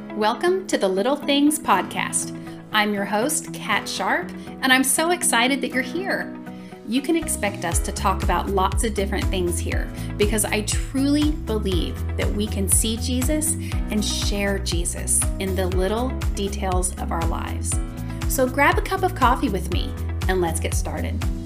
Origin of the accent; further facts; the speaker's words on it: the South, United States; accent: southern; I usually say that I'm from the South just 'cause, I mean, listen to my voice, y'all